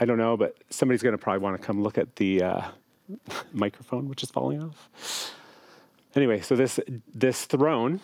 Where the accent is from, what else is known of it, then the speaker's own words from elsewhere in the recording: Chatham, Ontario, Canada; moved away as an adult; also born or lived in Toronto, Canada / Hamilton, Canada / Oakville, Canada; I was called to pastor a beautiful community near my hometown where my parents live in Chatham, Ontario